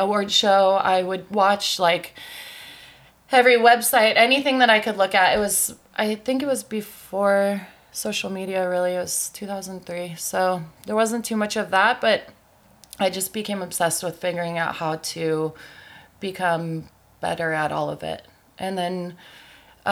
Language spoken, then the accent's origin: English; San Clemente, California, United States; moved away as an adult; now in San Diego, United States; I'm from Orange County